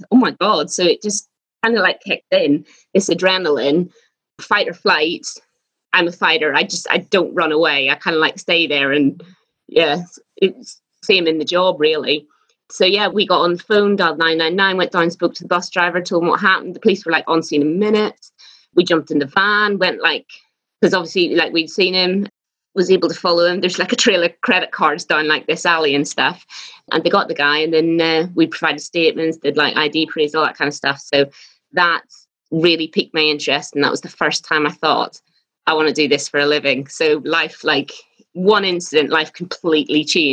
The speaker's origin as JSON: {"language": "English", "town": "Belfast", "region": "Northern Ireland", "country": "United Kingdom", "tie": "born or raised there", "moved": "yes", "said": "I'm from Belfast and I was the eldest of five children. And yeah, it was a bit weird growing up in Belfast in the 80s"}